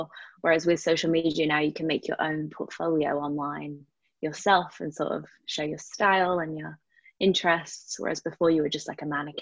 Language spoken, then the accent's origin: English; United Kingdom; I am a British model